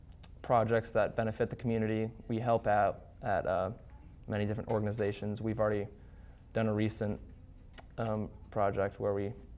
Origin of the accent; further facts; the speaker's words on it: Jones, Ohio, United States; I'm from Jones, so I haven't experienced the Socktober